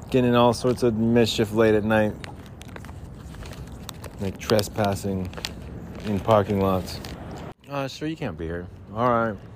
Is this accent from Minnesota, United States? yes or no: no; Salt Lake City, Utah, United States; When the mountains turn blue, it's as cold as the Rockies, and I would know. I'm from Salt Lake City.